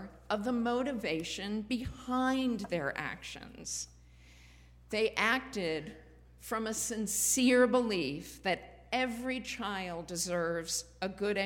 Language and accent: English; Springfield, Massachusetts, United States; There was also court-ordered busing in Springfield, Massachusetts, where I grew up